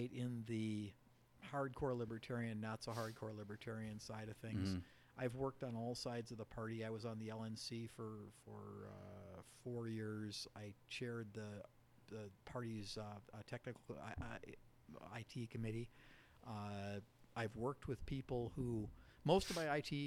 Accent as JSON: {"language": "English", "town": "St. Paul", "region": "Minnesota", "country": "United States", "tie": "born or raised there", "said": "I grew up in St. Paul"}